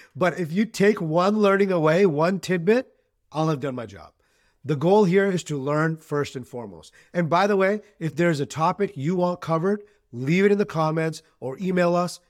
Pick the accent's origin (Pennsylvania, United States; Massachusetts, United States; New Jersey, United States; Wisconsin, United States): Massachusetts, United States; Boston; also born or lived in Pakistan; I was born in Pakistan. but I've lived in Greater Boston my entire life